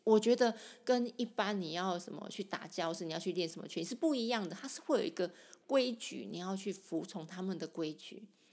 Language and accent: Chinese; Sanchong, New Taipei, Taiwan; 我从小在三重长大的